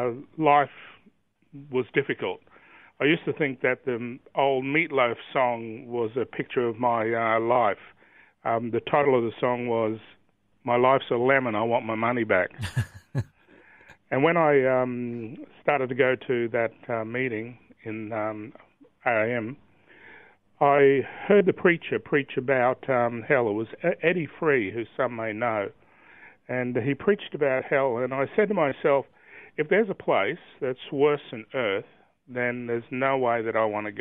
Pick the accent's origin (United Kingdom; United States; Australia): Australia; Brisbane, Queensland; I was born in Brisbane and grew up on the south side at a place called Holland Park.